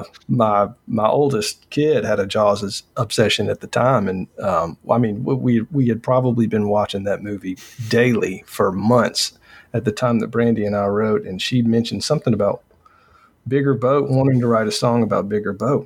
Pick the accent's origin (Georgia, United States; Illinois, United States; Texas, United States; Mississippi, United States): Georgia, United States; Newnan; moved away; I was born in Noonan, Georgia, and lived. Okay. It's about 30, 40 minutes south of Atlanta. And it was a small town when I grew up there.